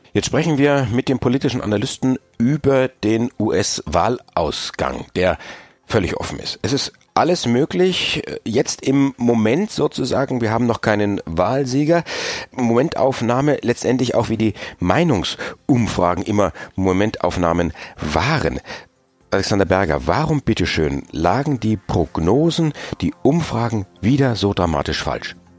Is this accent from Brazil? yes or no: no; Germany; bei uns in Deutschland